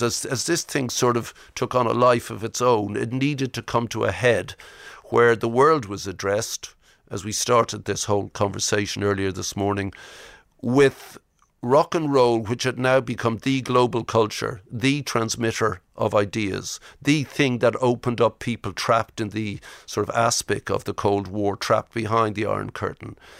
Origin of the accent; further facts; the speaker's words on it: Ireland; I'm Irish.